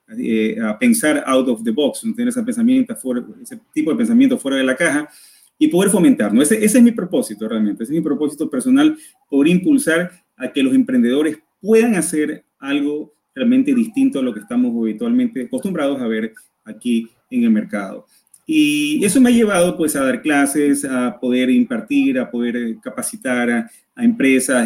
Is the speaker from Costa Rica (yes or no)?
no; Ecuador